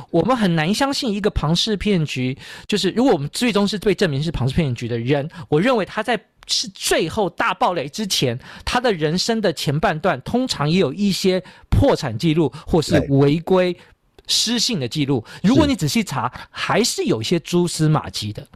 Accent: Taiwan; 我们台湾人

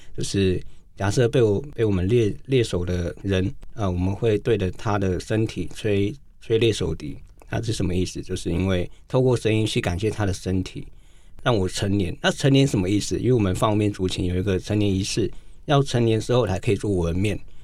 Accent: cities of northern Taiwan, Taiwan; also born or lived in Wanrong Township, Hualien County (Truku people); 我们是住在北部都市长大的

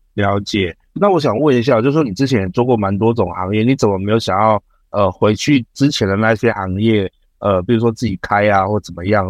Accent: Taiwan; 像我们现在台湾人嘛

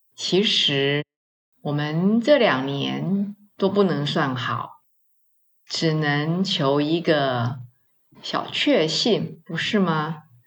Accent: Taiwan; 我们华人，我们台湾人哦，过年蛮简单的

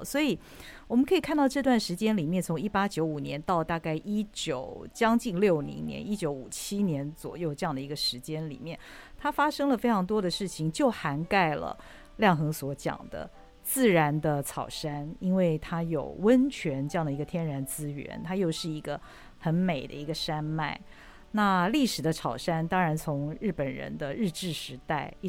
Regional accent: Taiwan; 其实是身为台湾人的我们，不管你的年龄是多大多年轻，其实我们好像都不太知道那个时候发生了什么事。

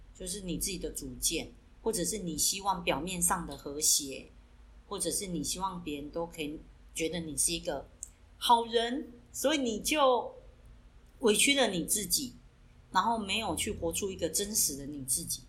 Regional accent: southern Taiwan, Taiwan; 我们是来自南台湾的Double

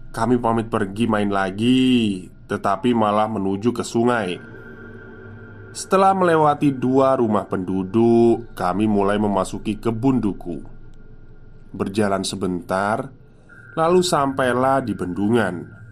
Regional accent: Java, Indonesia

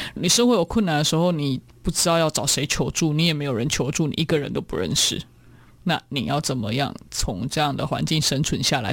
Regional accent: Taiwan; moved away as an adult; also born or lived in Siberia, Russia; 我是来自台湾的

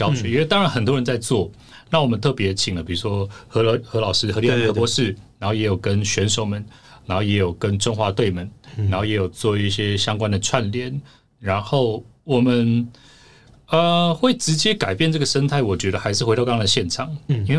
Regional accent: Taiwan; 我是少数可以跟他沟通的。的台湾人

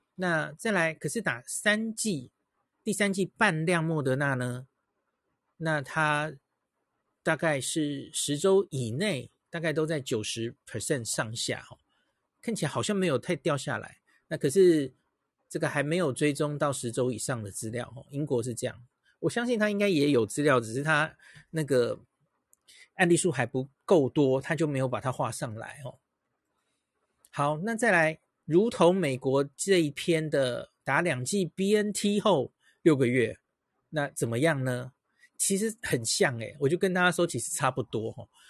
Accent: Taiwan; 我们台湾人很在乎

